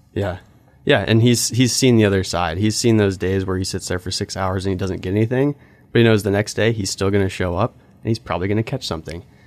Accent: Alaska, United States; I grew up in Alaska, grew up on this world class salmon fishing river.

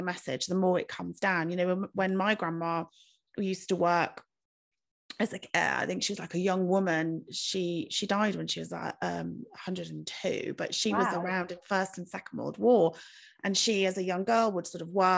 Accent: United Kingdom; we're British

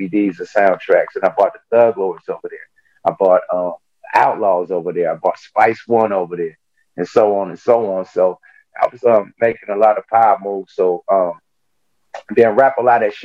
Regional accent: Oakland, California, United States; I'm from the Pill, one of the most notorious projects from Oakland

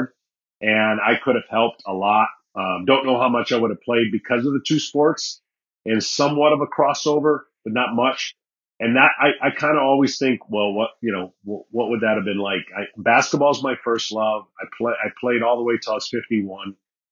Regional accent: Michigan, United States; born or raised there

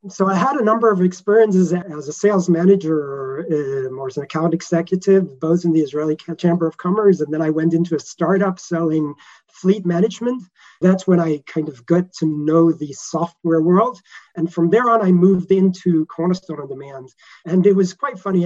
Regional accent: Denmark; moved away; I'm originally from Denmark

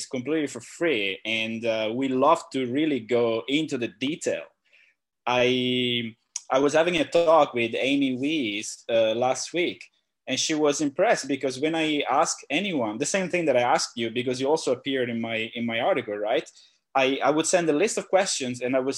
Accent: Italy; also born or lived in Shenzhen; now in Phuket, Thailand; I'm originally from Italy.

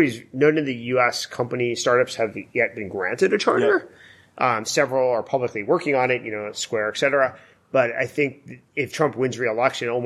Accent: East Coast, United States; moved away as an adult; now in California, United States; I grew up on the East Coast where nobody's mellow.

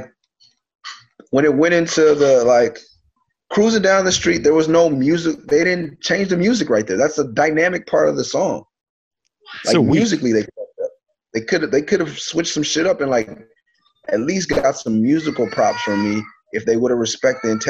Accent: Lynwood, California, United States; at the time I was living in Linwood, California

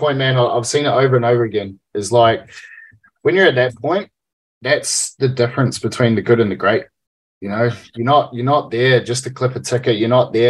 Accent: New Zealand; me being a Kiwi

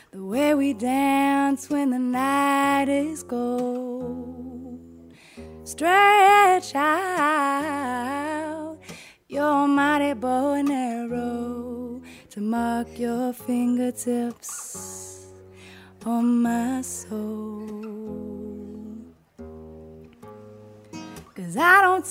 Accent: Atlanta, Georgia, United States; moved away; I grew up in Atlanta. I grew up in the middle of like the hip hop urban South.

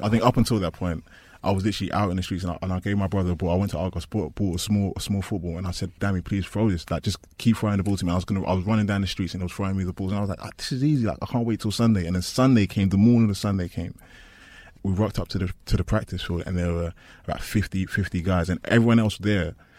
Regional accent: London, United Kingdom; I'm from East London.

